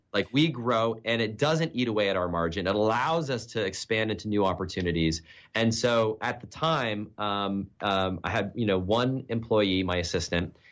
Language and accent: English; New Hampshire, United States; now in Texas, United States; I'm a New Hampshire kid. I grew up in the Northeast, cold winters.